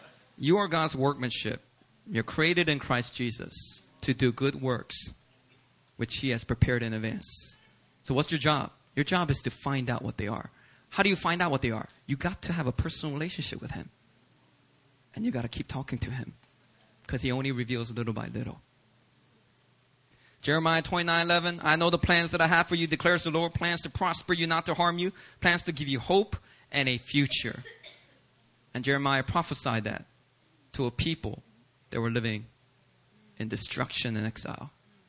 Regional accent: Langley, British Columbia, Canada; I grew up in Langley, Canada.

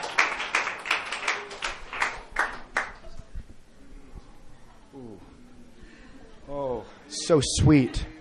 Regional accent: Kansas City, Missouri, United States; I've been growing up in Kansas City

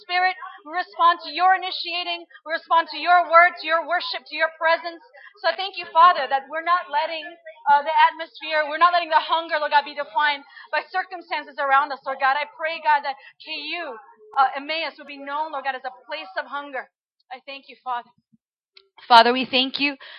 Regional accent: Chile; moved away as an adult; now in United States; I am actually originally from Chile. So I was born and raised in Chile until I was about 18 years old, and then I went to college in the States

